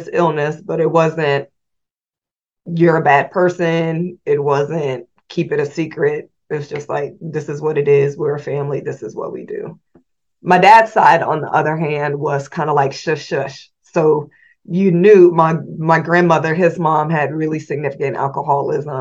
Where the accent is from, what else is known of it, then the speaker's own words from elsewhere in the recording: Indianapolis, Indiana, United States; moved away as an adult; also born or lived in Washington, District of Columbia, United States; I was born in Indianapolis, Indiana. And growing up, my mom and dad were here